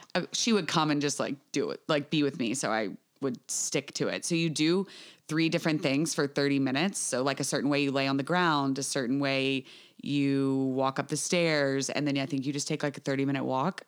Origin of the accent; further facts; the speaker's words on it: United States; I'm from the United States